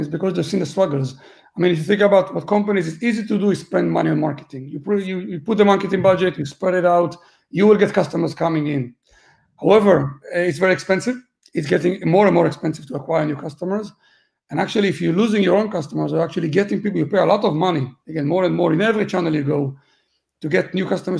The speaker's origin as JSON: {"language": "English", "country": "Israel", "also_born_or_lived": "Gibraltar / London / Berlin / Malta", "moved": "yes", "lives_now": "Dublin, Ireland", "said": "I'm originally from Israel"}